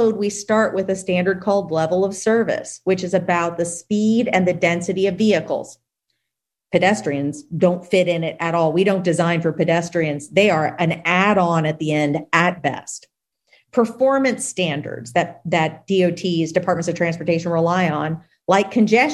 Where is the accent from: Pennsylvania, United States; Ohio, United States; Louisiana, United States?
Louisiana, United States; my home state of Louisiana